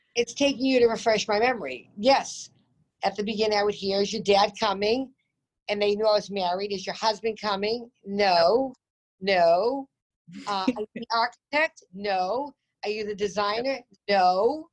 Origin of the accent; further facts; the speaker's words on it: Peabody, Massachusetts, United States; also born or lived in Newton, Massachusetts; I came from the North Shore of Boston till I was 13. Mm. And I moved hmm. to Newton